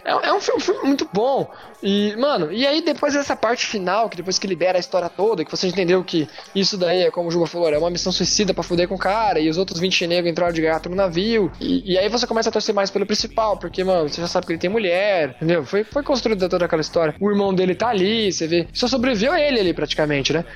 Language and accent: Portuguese; Brazil